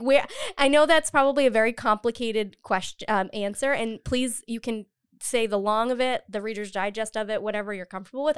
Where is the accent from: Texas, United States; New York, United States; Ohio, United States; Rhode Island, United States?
Rhode Island, United States; Cumberland; also born or lived in Boston; now in Providence, United States; I grew up in Cumberland. I went to college in Boston for three years, and I came back